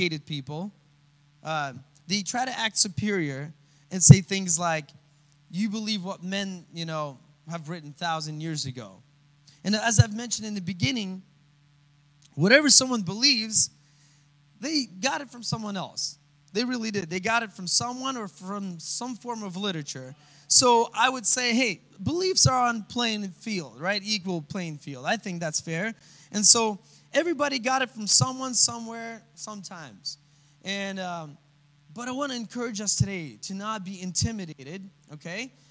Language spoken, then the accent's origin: English; Russia; moved away; I come from Russia